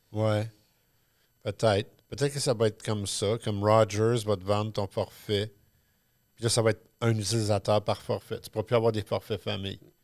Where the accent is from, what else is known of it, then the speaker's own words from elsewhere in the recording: Quebec, Canada; on a hérité du chiolage inné latino-québécois franco-machin